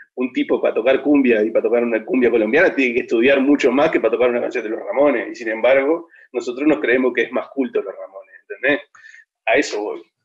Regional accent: Juan Lacaze, Colonia, Uruguay; nosotros originalmente somos de Colonia

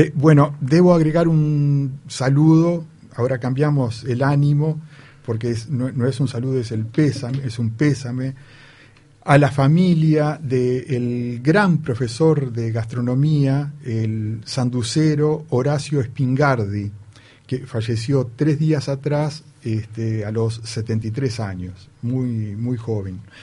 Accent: Paysandú, Uruguay; somos de Paysandú

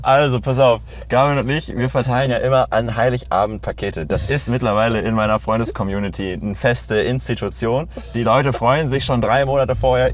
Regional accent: Lemgo, North Rhine-Westphalia, Germany; now in Berlin, Germany; bin jetzt in meiner Heimatstadt, in Lemgo, quasi in Lage, in Detmold

